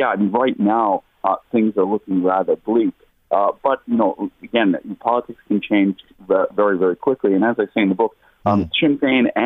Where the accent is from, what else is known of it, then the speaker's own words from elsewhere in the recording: United States; now in Ireland; the politics I grew up with in the United States